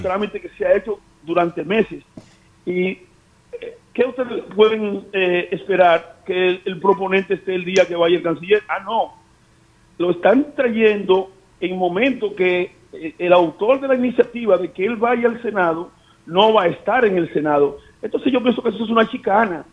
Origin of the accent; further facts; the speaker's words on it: Elías Piña, Dominican Republic; moved away; Yo estoy permanentemente yendo a, mi pueblo